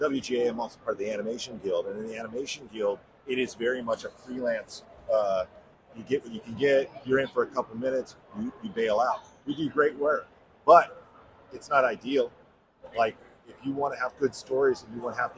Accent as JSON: {"language": "English", "region": "Arizona", "country": "United States", "moved": "yes", "lives_now": "Los Angeles, United States", "said": "I'm from Arizona, live in L.A."}